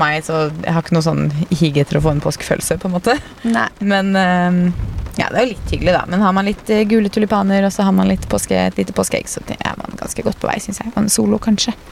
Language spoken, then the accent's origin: Norwegian; Fredrikstad, Østfold, Norway; now in Oslo, Norway; Hjemme i Fredrikstad